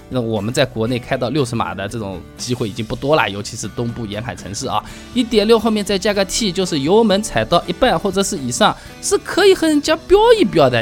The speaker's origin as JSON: {"language": "Chinese", "town": "Hangzhou", "region": "Zhejiang", "country": "China", "accent": "Hangzhou dialect", "said": "按照我们杭州话说起来"}